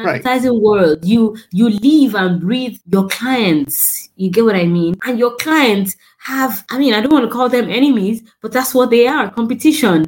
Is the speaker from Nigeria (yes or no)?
yes; Nigeria; as a Nigerian